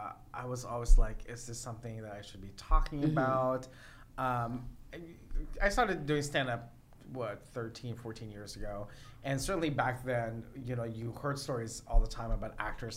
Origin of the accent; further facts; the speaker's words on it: Philippines; now in United States; Only being Filipino